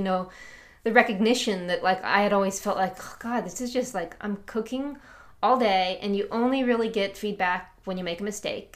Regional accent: Chicago, Illinois, United States; I'm from Chicago

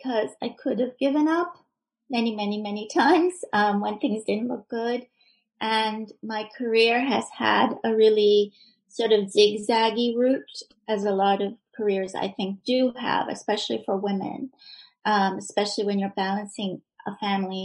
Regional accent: Iran; also born or lived in Boston area, United States; now in Boston, United States; I'm originally from Iran

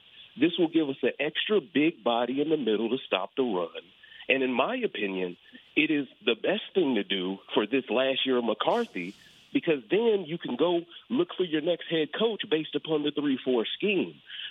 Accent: Chicago, Illinois, United States; I'm from Chicago

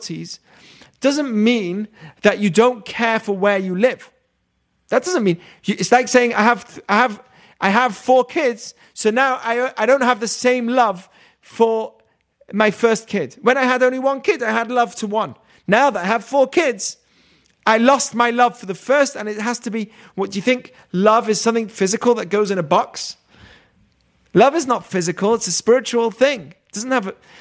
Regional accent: England, United Kingdom; now in United States; I have triple loyalty: Israel, America, and England. England's where my family is.

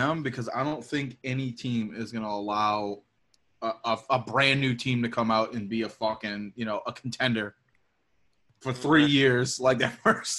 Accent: the South, United States; because I'm a Southerner

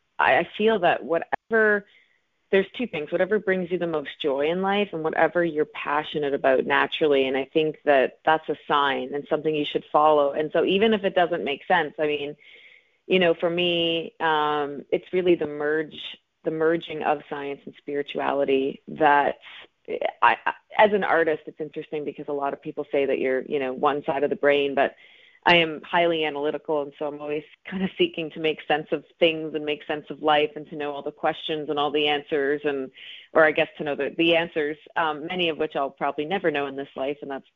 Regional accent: Atlantic Canada, Canada; Well, I am from Atlantic Canada, and I've pretty much lived all over. I spent a bit of time in Toronto and Los Angeles and a little bit of time in New York, but Atlantic Canada is where I call home.

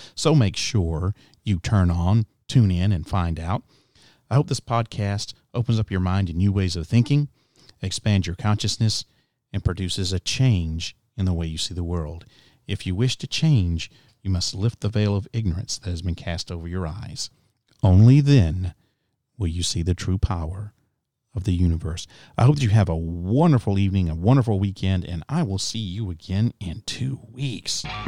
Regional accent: United States; now in Nashville, United States; as an American citizen

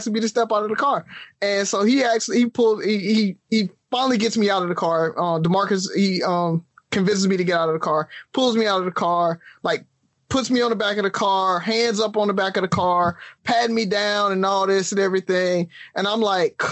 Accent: Alabama, United States; growing up in the South

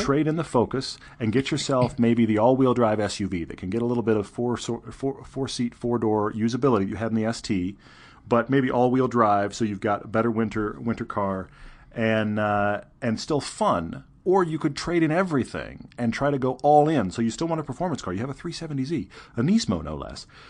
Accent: Texas, United States; I'm from Texas

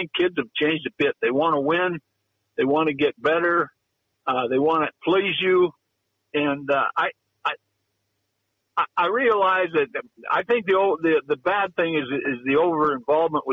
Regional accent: Butte, Montana, United States; I'm from Butte

